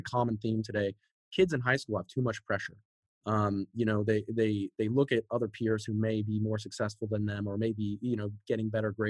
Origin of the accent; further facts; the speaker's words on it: San Antonio, Texas, United States; also born or lived in Seattle, United States; Okay, so I was born up north in Seattle, Washington. My dad worked for Sprint back in the day, you know, startups. So we were moving around a lot. We've moved, I think, 6+ times all over the country. You know, we finally settled down in Texas, first in San Antonio